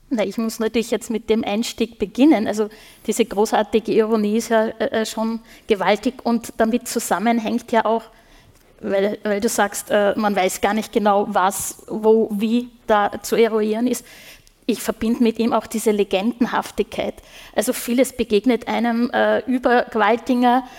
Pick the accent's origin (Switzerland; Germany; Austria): Austria; Upper Austria; now in Vienna, Austria; ich komme ja aus Oberösterreich gebürtig